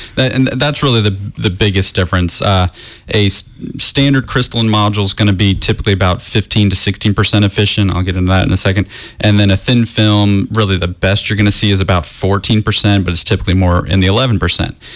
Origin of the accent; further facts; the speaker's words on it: Florida, United States; I'm actually from Florida also.